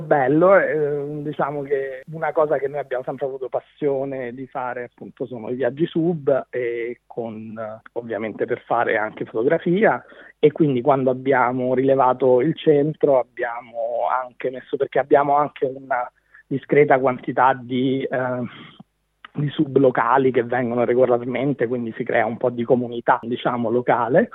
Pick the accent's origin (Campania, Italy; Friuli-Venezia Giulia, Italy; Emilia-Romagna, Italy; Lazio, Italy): Lazio, Italy; Rome; moved away as an adult; also born or lived in Brussels / Dubai; now in Byron Bay, Australia; Sono di Roma e ho vissuto in Italia, ho fatto tutta l'università in Italia, sono rimasto lì fino a più o meno a 25 anni